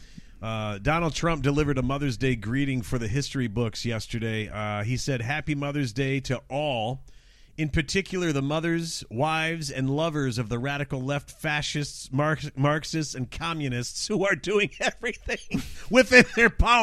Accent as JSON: {"language": "English", "town": "Detroit", "region": "Michigan", "country": "United States", "tie": "born or raised there", "said": "my hometown of Detroit."}